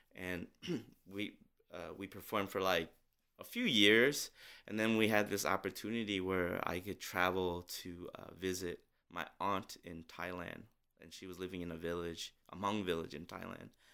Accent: St. Paul, Minnesota, United States; growing up in Minnesota

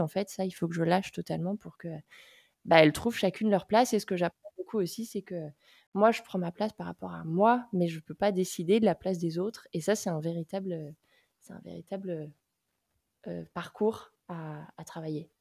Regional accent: Nantes, Pays de la Loire, France; Je suis nantaise d'origine, euh, et après avoir fait, mes études, je suis revenue vivre à Nantes

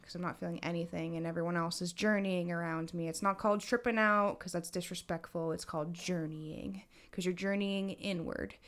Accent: Massachusetts, United States; I was born in Mass

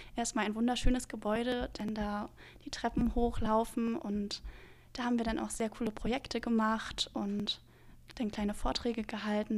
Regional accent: Neubrandenburg, Mecklenburg-Vorpommern, Germany; now in Rostock, Germany; ich komme ursprünglich aus Neubrandenburg. Ähm, das ist auch in Mecklenburg-Vorpommern.

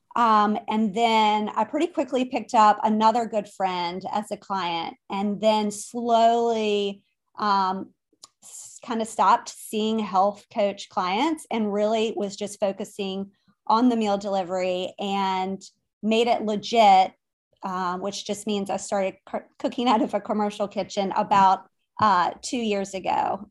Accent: Richmond, Virginia, United States; now in Wilmington, United States; my background is that I am from Richmond originally. I live now in Wilmington, North Carolina

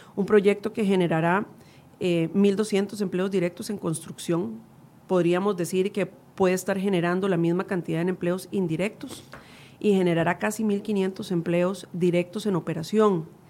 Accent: Costa Rica

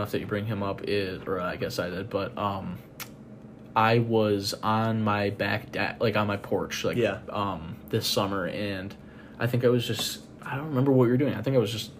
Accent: Johnsburg, Illinois, United States; Johnsburg, Illinois.

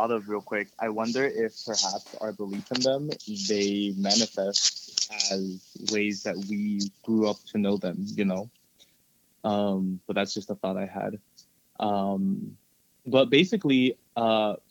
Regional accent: Florida, United States; also born or lived in El Salvador; my family and I grew up here in Florida

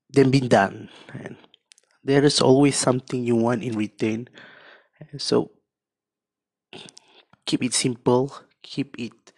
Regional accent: Malaysia; Cakap uh, kami orang Malaysia.

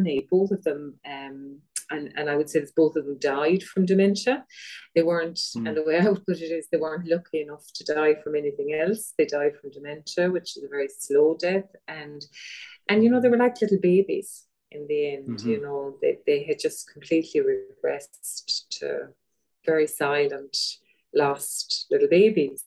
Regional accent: Ballylongford, Munster, Ireland; also born or lived in Listowel; now in Glin, Ireland; I'm from Ballylongford, County Kerry originally, and I was living in Listowel

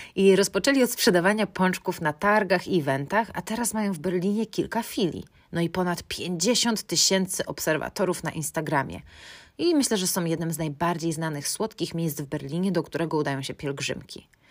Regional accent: Poland; naszą rodzinę w Polsce

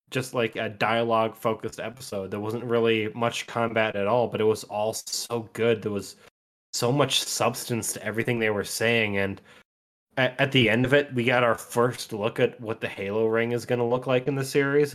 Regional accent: Wisconsin, United States; we're from Wisconsin

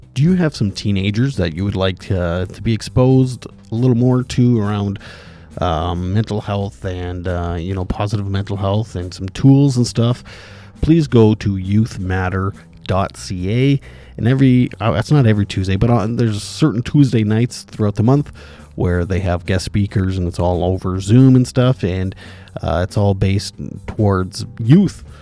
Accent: Indian Head, Saskatchewan, Canada; my hometown here where I'm living

